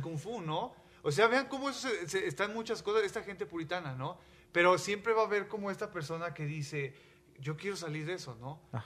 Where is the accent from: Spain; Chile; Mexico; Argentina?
Mexico; yo soy mexicano